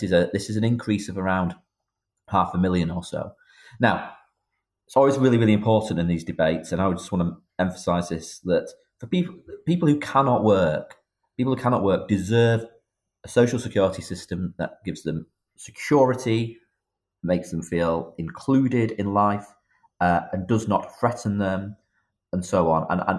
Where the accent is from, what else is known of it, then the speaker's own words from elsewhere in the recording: Northern England, United Kingdom; although I sit for a Midlands constituency, I'm a Northerner, as you highlighted